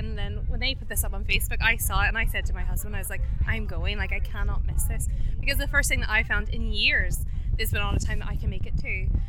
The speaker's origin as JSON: {"language": "English", "country": "United States", "said": "I'm originally from the States, but I've been here for 20 years, but I have five kids."}